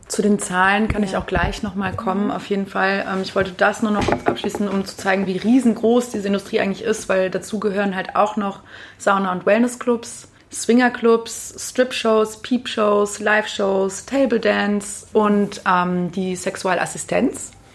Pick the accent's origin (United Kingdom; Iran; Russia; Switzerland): United Kingdom; England; also born or lived in Germany; now in Linz, Austria; komme gebürtig aus England, habe aber auch eine große Migrationsgeschichte hinter mir